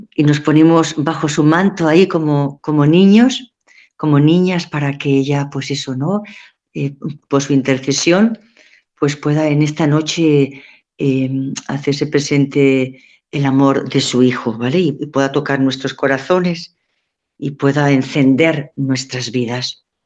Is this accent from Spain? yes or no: yes; Valencia, Valencian Community, Spain; now in Madrid, Spain; soy de Valencia